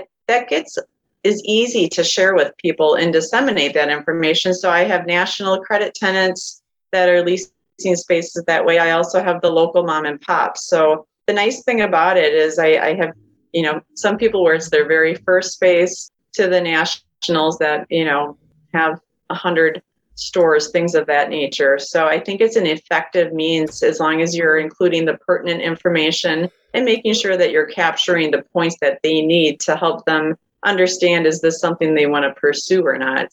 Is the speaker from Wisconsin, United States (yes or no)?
yes; Madison, Wisconsin, United States; I actually am born and raised in the Madison area. So I've been here over 40 years